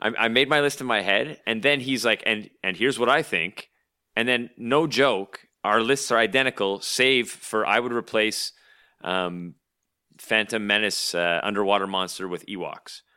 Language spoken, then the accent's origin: English; Canada; as a Canadian